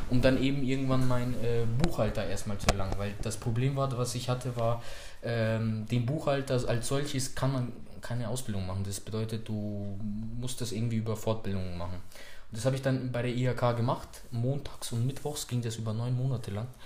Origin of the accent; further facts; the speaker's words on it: Munich, Bavaria, Germany; ich bin hier in München geboren und aufgewachsen, Münchner Norden.